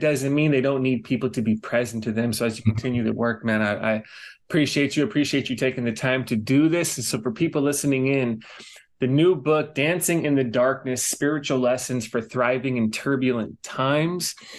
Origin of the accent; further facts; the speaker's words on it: Los Angeles, California, United States; moved away as an adult; also born or lived in New York City; now in Hawaii, United States; I grew up in Los Angeles. I spent some time in New York City and now I'm in Hawaii